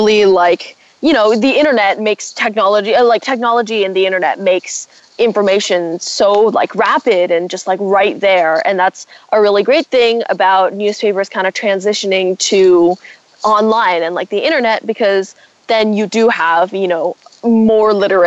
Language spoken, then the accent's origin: English; United States; I'm Asian American